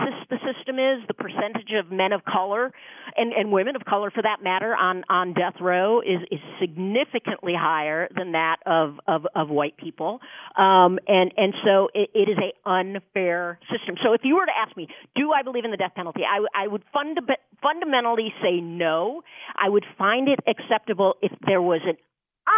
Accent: Orange County, Southern California, United States; I grew up in Orange County, not far from where Jarvis did, and I grew up in a very Republican enclave in Southern California

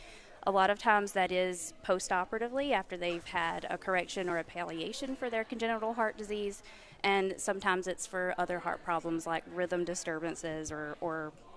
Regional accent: Georgia, United States; I'm from Georgia.

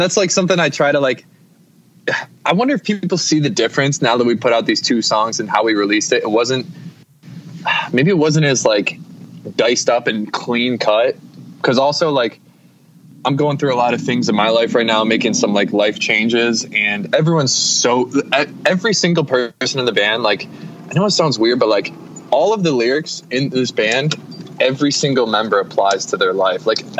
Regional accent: Syracuse, New York, United States; No, so I was born in Syracuse, kind of like right in the city of Syracuse, and then moved out to like this, like when I started school, I was in the suburbs, just like a regular fucking kid.

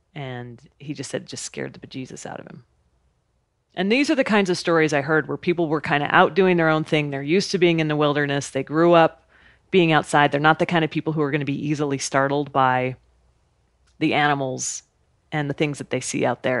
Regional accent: Idaho, United States; I grew up in Idaho, camping and hiking and being outside

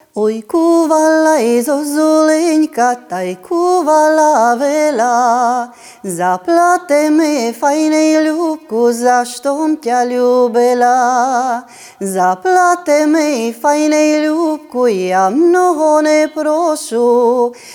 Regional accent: Ruscova, Maramureș County, Romania; Це моє рідне село

